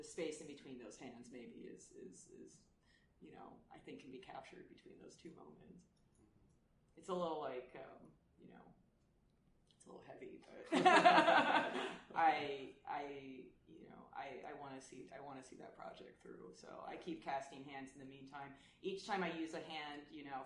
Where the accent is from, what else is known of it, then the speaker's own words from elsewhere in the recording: Los Angeles, California, United States; also born or lived in Germany; being a California artist, I mean, I grew up there. I'm from Los Angeles.